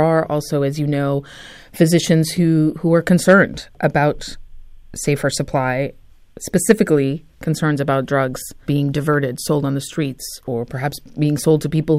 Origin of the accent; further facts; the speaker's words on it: Vancouver, British Columbia, Canada; I grew up in Vancouver